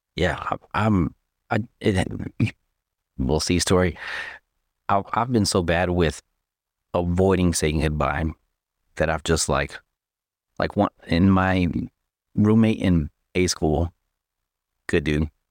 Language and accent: English; Texas, United States; moved away; I'm from Texas.